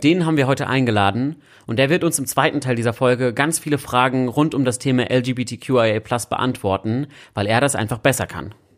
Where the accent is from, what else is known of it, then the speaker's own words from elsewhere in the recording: Berlin, Germany; Als Berliner Junge bin ich ja in Kreuzberg aufgewachsen